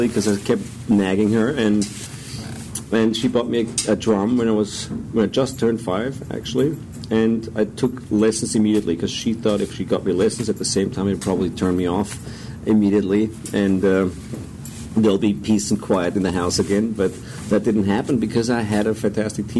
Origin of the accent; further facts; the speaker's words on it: Stockerau, Lower Austria, Austria; I grew up just outside of Vienna in a small town called Stockerau, which was almost like a suburb of Vienna, very close.